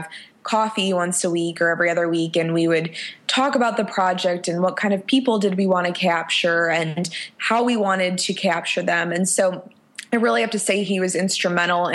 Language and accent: English; Chicago, Illinois, United States; moved away as an adult; now in Nashville, United States; I'm from Chicago, which is my, you know, favorite city in the whole world and my hometown